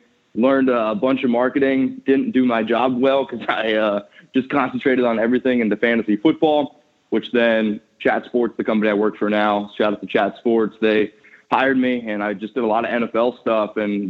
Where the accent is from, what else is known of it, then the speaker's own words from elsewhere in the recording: Danville, Pennsylvania, United States; moved away as an adult; also born or lived in New Jersey / Germany / Boston; So I grew up in central Pennsylvania. It's a small town called Danville. Shout out to the 570.